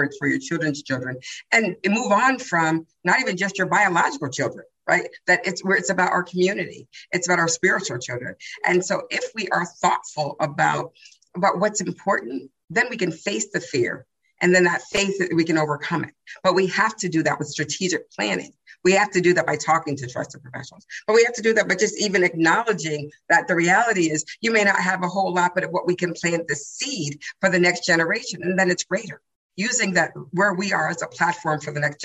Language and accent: English; Massachusetts, United States; I'm from Massachusetts